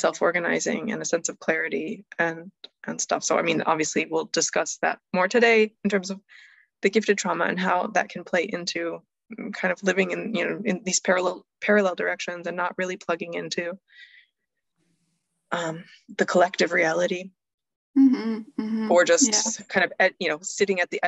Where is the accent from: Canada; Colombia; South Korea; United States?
United States; I grew up in the US